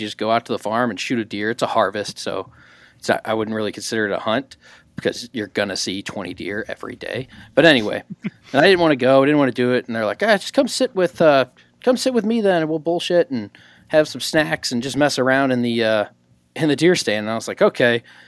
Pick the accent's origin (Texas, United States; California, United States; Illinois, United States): Illinois, United States; southwest corner of; moved away; right there on, like, the southwest corner of Illinois, coastal, close to, like, Cape Girardeau, Missouri.